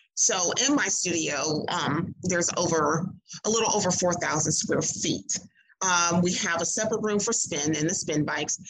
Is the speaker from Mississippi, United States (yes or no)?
yes; Mississippi, United States; moved away as an adult; also born or lived in Clarksville, Tennessee; I grew up in Mississippi